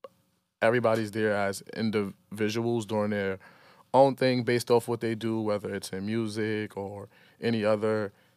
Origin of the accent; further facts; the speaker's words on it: Brooklyn, New York, United States; I grew up in Farragut Projects, downtown Brooklyn, my whole life until I was like 19 years old, you know. But I also grew up in Marcy because my family lived there, my cousin, my aunt, my grandmother.